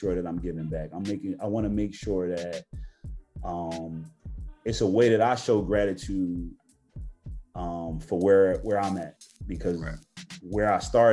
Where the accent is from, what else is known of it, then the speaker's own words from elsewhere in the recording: Philadelphia, Pennsylvania, United States; growing up in West Philly